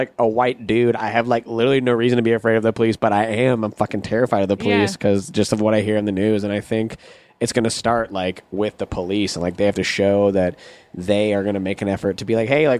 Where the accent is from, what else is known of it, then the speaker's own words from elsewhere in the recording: Pensacola, Florida, United States; now in Los Angeles, United States; I'm from North Florida.